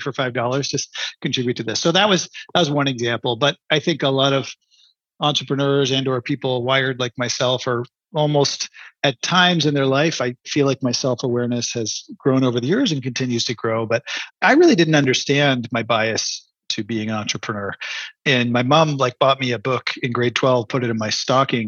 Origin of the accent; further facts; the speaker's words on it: Canada; I'm a Canadian